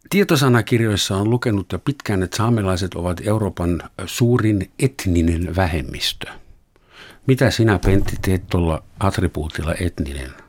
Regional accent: Germany; now in Finland; minä olen Saksasta Suomeen muuttunut. Olenko minä etninen?

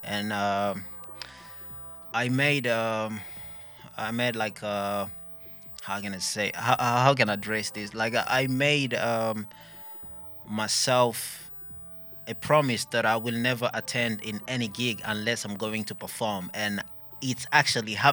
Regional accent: Burundi; first language English/French/Swahili/Kirundi; Finnish is a second language; Ja kirundi vielä, koska mä oon burundilainen.

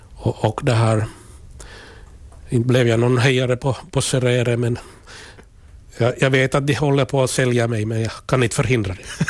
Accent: Kokkola, Central Ostrobothnia, Finland; Jag är född i, född i Karleby, alltså gamla landskommunen. Mm. Och jag är en jordbrukarfamilj med, med föräldrar och tre bröder

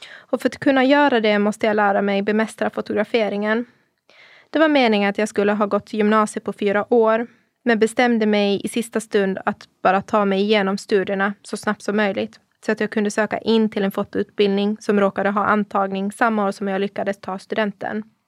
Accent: Åland Islands; moved away as an adult; also born or lived in Bollebygd, Sweden; now in Turku, Finland; jag är född och uppvuxen på Åland av pakistanska föräldrar

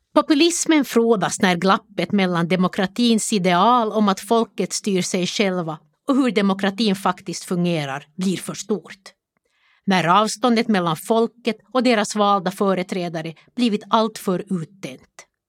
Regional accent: Jakobstad, Ostrobothnia, Finland; Jag växte upp i Jakobstad under 1960 och 1970-talet.

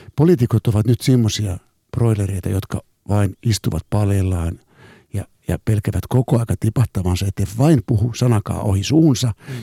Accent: Helsinki, Uusimaa, Finland; kun mä oon helsinkiläinen, katu- katu- kadulla kasvanut nuori

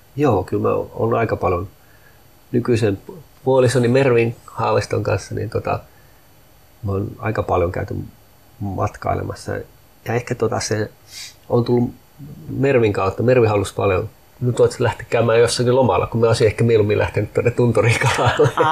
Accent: Sami, Lapland, Finland; minä olen suomalainen ja minä olen saamelainen, molempia

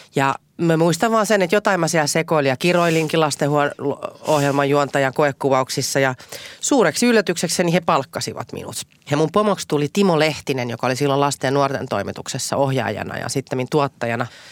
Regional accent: Helsinki, Uusimaa, Finland; enemmän vielä kuin helsinkiläinen, niin mä oon Itä-Helsinkiläinen

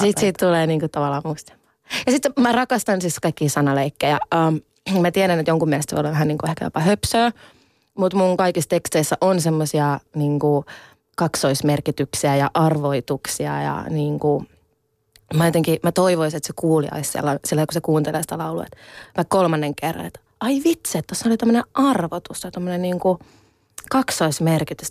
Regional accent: Finland; mä oon itse siis ihan siis täysin suomalainen, että mä oon syntynyt Suomessa

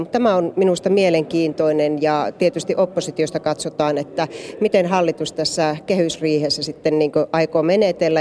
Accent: Joensuu, North Karelia, Finland; minun kotikaupunkini Joensuu

